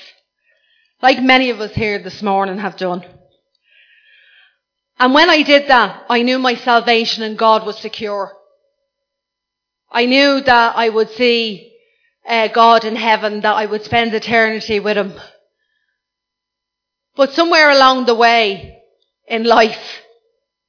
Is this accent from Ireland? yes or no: yes; Ireland; I'm Irish